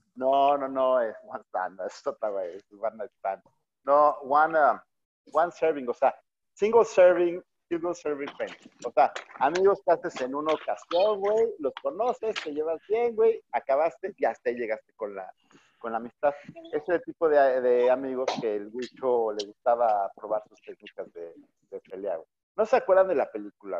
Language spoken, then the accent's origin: Spanish; Mexico City, Mexico; now in Monterrey, Mexico; yo soy chilango